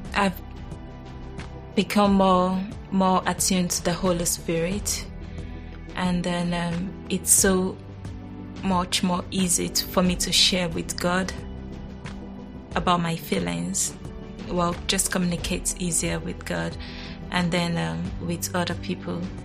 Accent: Nigeria; I was born in Nigeria

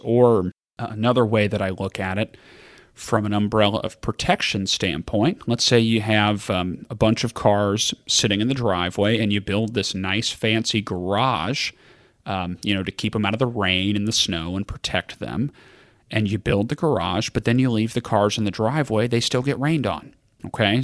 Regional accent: Kentucky, United States; I'm from Kentucky

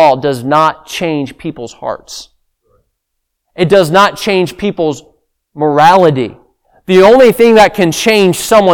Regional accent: Sri Lanka; moved away; I grew up in Sri Lanka

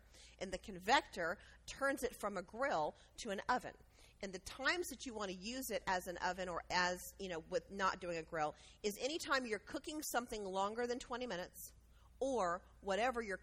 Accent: Georgia, United States; we're from Georgia

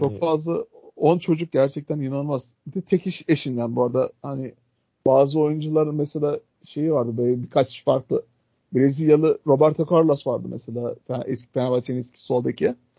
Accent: Adana, Turkey

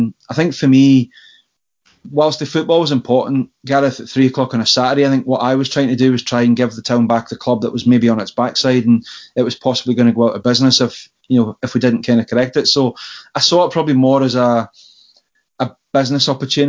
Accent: Berwick-upon-Tweed, North East England, United Kingdom; now in Falkirk, United Kingdom; Berwick people generally are funny people. We have that perennial. We're not English, we're not Scottish, we're actually Berwickers. We're different, we're almost like the Republic State of Berwick-upon-Tweed, but, so somewhere in the middle.

